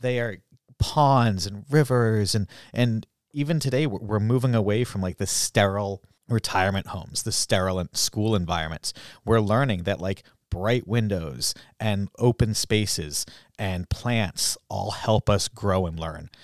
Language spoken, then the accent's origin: English; Groton, Massachusetts, United States; I was from Groton